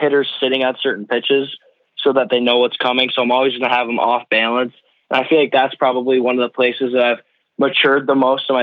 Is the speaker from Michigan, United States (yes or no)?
yes; Grand Blanc, Michigan, United States; my hometown. I've been here my whole life